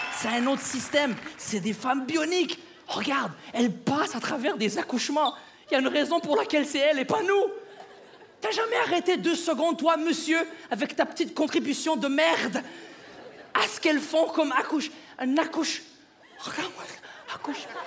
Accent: Quebec, Canada; ma femme et moi, on est du Québec

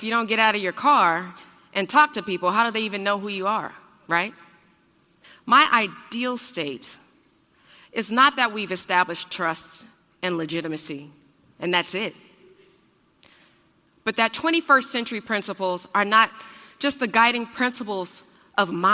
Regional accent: Oakland, California, United States; now in Portland, United States; I'm from Oakland, California

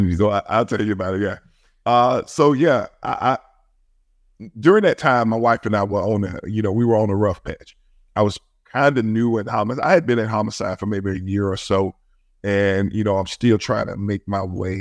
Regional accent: Birmingham, Alabama, United States; I was raised in my city that I worked in Birmingham, Alabama. I grew up in Birmingham

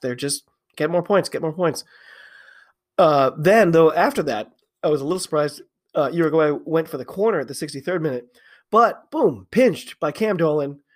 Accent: United States; I'm an American rugby fan

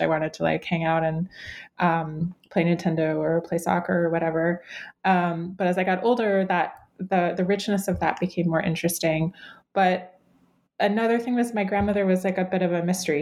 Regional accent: Cleveland, Ohio, United States; I grew up in Cleveland, Ohio

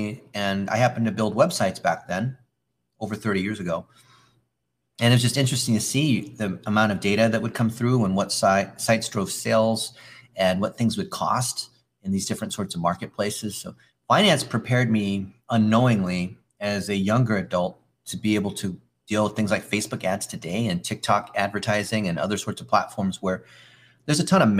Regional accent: Palos Verdes, California, United States; I grew up in Palos Verdes, California, which is this peninsula just outside of LA.

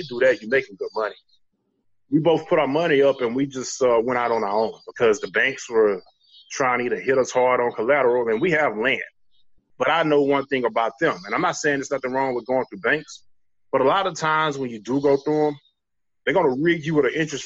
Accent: Daingerfield, Texas, United States; I'm from Dangerfield, Texas, former military guy. I reside in East Texas right now. Now, a little more about me, I'm a born and raised East Texas country boy

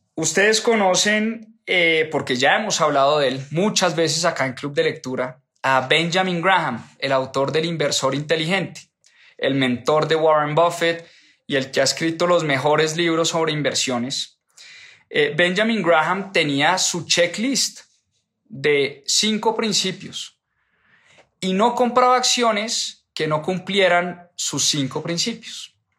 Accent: Colombia; nacimos en Colombia y no porque vivimos en Colombia

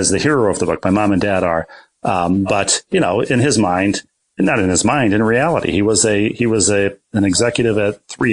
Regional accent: Bloomington, Minnesota, United States; moved away as an adult; also born or lived in New York; Bloomington, Minnesota, where I grew up

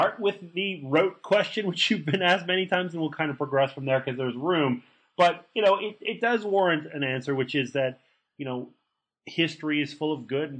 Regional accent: Canada; moved away as an adult; also born or lived in United States; I grew up in Canada. I lived in the States for 20 years. I just moved back to Canada

